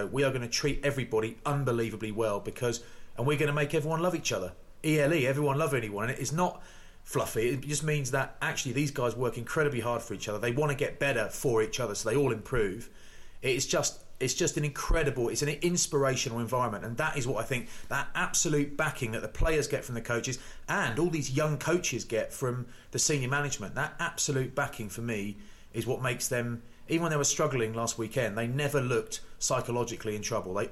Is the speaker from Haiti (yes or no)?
no; England, United Kingdom; Because I'm English, mate.